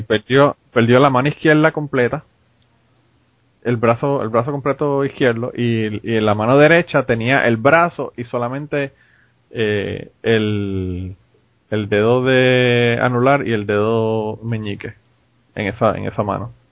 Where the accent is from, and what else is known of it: Puerto Rico; now in United States